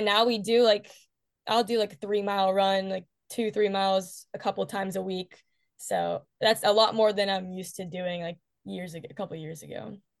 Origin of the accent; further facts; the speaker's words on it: West Virginia, United States; I'm from West Virginia